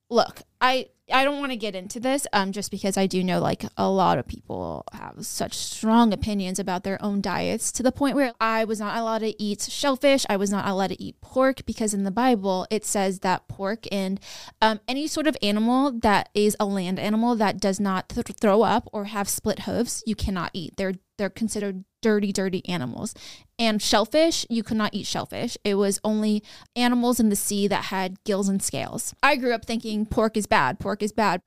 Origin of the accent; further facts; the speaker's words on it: West Sacramento, California, United States; also born or lived in New York City; I grew up in Broderick in Section Eight